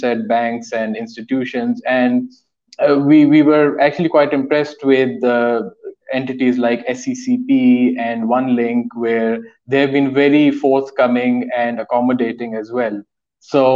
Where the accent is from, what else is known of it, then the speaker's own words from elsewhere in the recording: Pakistan; we are Pakistanis, we've been born and brought up in Pakistan